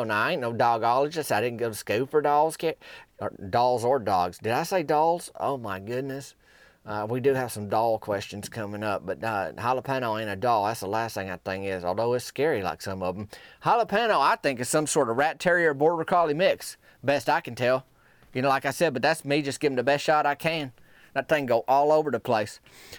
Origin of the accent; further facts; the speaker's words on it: Arkansas, United States; Well, growing up in Arkansas, and folks that grew up in Arkansas that listen to this podcast can probably echo this statement here, is that we ain't got a major league team.